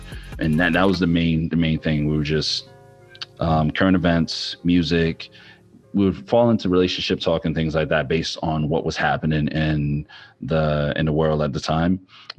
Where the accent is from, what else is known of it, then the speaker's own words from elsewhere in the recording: New York City, New York, United States; now in Houston, United States; I am from the Bronx, or raised in the Bronx, and I am currently a transplant in Houston, down in Texas.